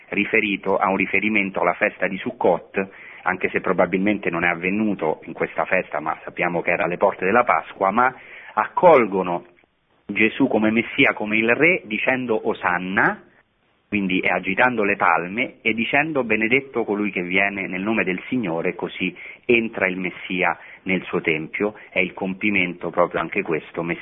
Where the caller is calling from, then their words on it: Bologna, Emilia-Romagna, Italy; siamo da Bologna.